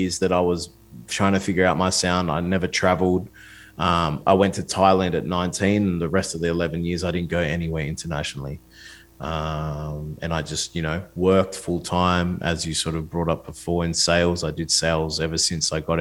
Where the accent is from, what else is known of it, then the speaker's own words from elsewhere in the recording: Australia; I'm an Australian artist